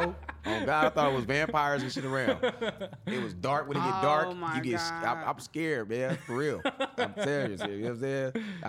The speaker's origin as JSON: {"language": "English", "town": "Oakland", "region": "California", "country": "United States", "said": "I'm from Oakland."}